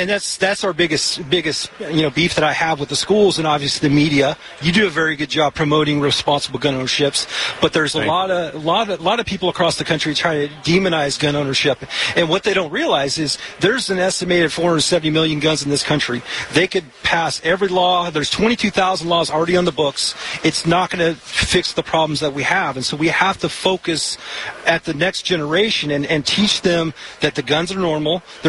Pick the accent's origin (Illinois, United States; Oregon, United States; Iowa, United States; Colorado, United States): Oregon, United States; I mean, depending on where we're going, obviously we're from Oregon, and, we've had success there.